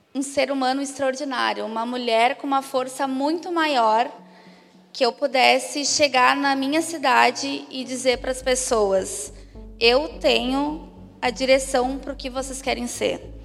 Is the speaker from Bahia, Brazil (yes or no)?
no; Caxias do Sul, Rio Grande do Sul, Brazil; sou do Rio Grande do Sul, gaúcha, de Caxias, na Serra